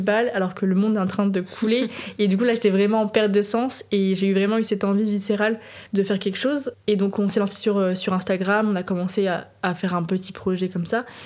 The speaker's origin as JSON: {"language": "French", "town": "Nantes", "region": "Pays de la Loire", "country": "France", "tie": "born or raised there", "moved": "yes", "lives_now": "Paris, France", "said": "j'habite à Paris, je suis originaire de Nantes"}